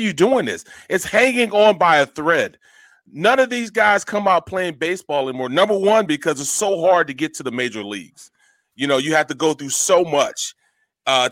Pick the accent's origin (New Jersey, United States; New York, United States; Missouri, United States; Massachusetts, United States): Missouri, United States; St. Louis; moved away; I was from St. Louis